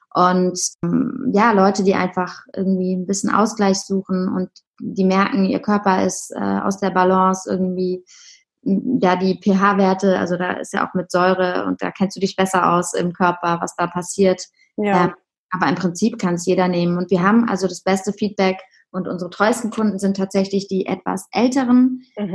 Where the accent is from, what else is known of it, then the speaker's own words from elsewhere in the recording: Heidelberg, Baden-Württemberg, Germany; moved away as an adult; also born or lived in Hamburg; now in Berlin, Germany; ich komme ursprünglich aus Heidelberg